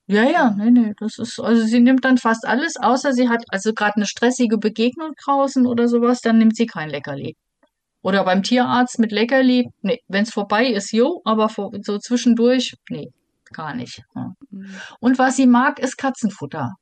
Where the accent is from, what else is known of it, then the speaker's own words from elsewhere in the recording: Germany; bezeichne ich mich selber auch lieber als Europäerin als als Deutsche